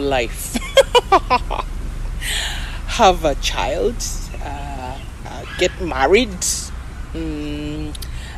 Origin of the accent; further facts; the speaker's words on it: Kampala, Central Region, Uganda; I'm a Kampala girl